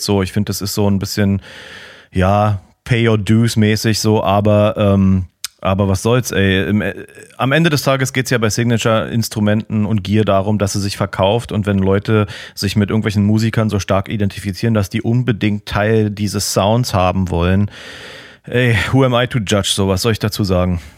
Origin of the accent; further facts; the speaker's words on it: Berlin, Germany; als Berliner